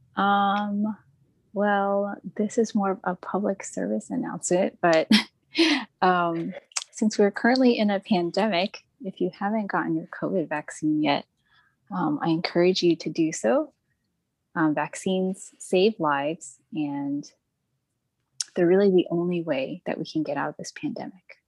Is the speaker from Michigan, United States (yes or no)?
no; Texas, United States; I grew up in Texas in a pretty diverse neighborhood